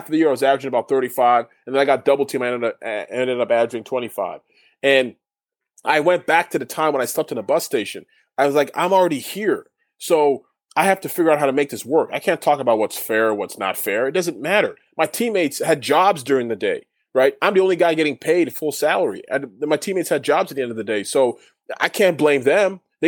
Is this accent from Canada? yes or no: yes; Canada; I understood what he was saying in French because I'm Canadian. I learned French.